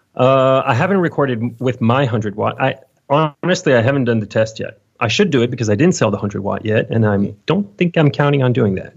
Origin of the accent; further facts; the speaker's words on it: Lyon, Auvergne-Rhône-Alpes, France; I'm from Lyon, France